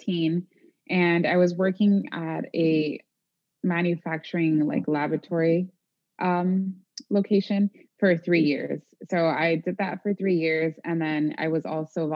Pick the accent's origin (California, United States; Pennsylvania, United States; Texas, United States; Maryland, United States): California, United States; moved away as an adult; I'm originally from California